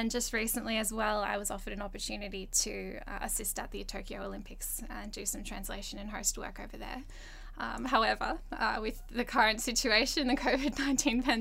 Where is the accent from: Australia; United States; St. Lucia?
Australia; I'd grown up, I think being in Australia